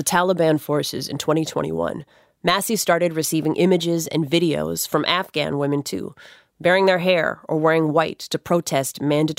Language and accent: English; United States; I grew up in the States